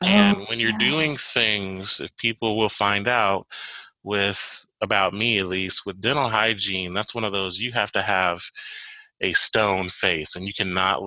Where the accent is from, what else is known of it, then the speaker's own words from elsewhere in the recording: Chicago, Illinois, United States; moved away as an adult; now in Nashville, United States; my background, originally, I'm from Chicago